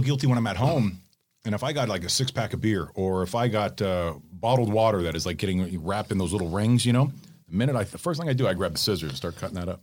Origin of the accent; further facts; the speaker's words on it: from Toronto down, Ontario, Canada; moved away; my hometown area, like from Toronto down